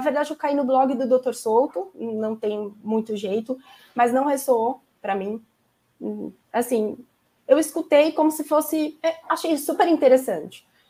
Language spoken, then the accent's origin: Portuguese; São Paulo, Brazil; moved away as an adult; now in Santos, Brazil; Eu moro em Santos agora, eu sou de São Paulo, mas a gente mudou no meio da pandemia para cá